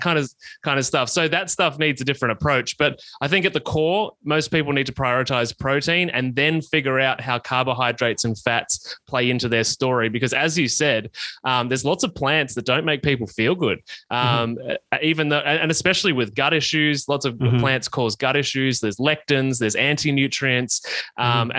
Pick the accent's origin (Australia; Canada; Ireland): Australia; I grew up in country Australia, as you can probably tell from my accent